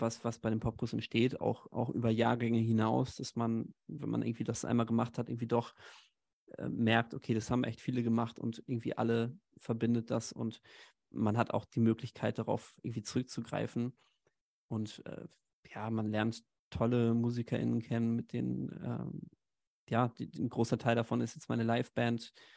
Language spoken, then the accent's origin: German; Haltern am See, North Rhine-Westphalia, Germany; moved away as an adult; now in Hamburg, Germany; komme eigentlich gebürtig aus, aus in der Nähe von Münster, aus Haltern am See, so einer kleinen Stadt